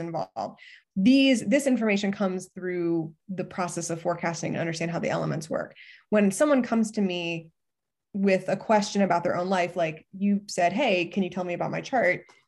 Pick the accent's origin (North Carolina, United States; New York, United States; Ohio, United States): Ohio, United States; I grew up in Ohio